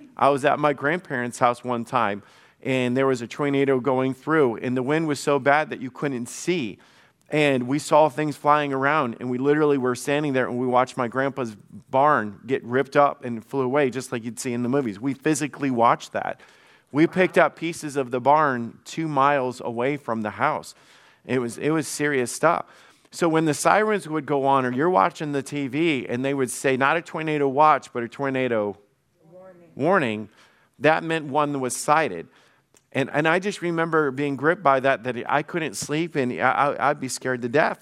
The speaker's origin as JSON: {"language": "English", "region": "the South", "country": "United States", "tie": "born or raised there", "said": "I grew up in the South"}